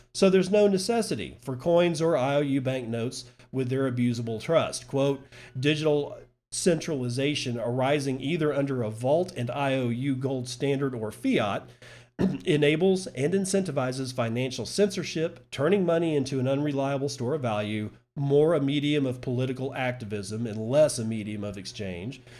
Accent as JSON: {"language": "English", "country": "United States", "said": "I'm an American"}